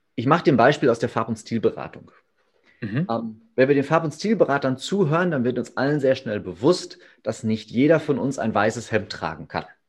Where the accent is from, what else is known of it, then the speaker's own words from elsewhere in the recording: Ruhr area, North Rhine-Westphalia, Germany; also born or lived in Hamm; hier äh, bei uns im Ruhrgebiet und um das Ruhrgebiet herum